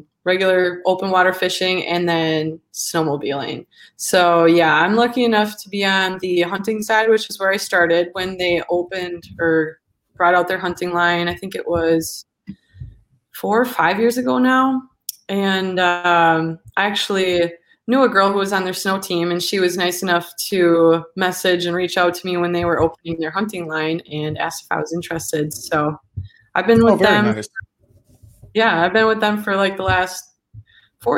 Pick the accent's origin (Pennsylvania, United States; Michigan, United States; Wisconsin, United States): Wisconsin, United States; Manitowoc; now in Milwaukee, United States; I'm from Wisconsin, born and raised from like the Manitowoc area, northeast Wisconsin. And I'm currently living in Milwaukee